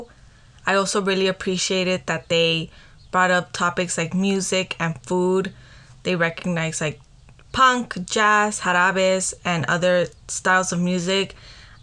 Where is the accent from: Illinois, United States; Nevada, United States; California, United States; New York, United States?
California, United States; Los Angeles; also born or lived in Pico Union, Los Angeles; Melly and I grew up on Venice at the shop where my mom was